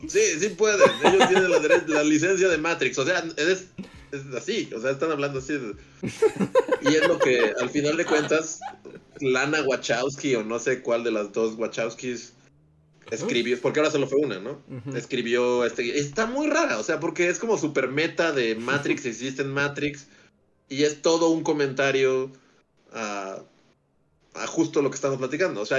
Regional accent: Zacazonapan, State of Mexico, Mexico; nací yo, nací, soy de Sacazonapan, sí, donde, crecí.

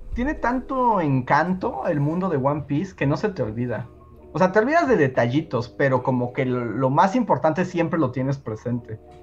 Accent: Mexico; aquí en México

